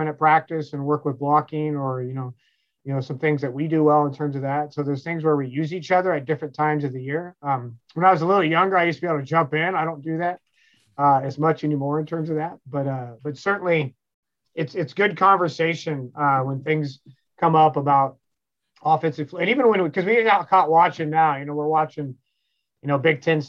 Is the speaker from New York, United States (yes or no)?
no; Kansas, United States; moved away; where I'm from Kansas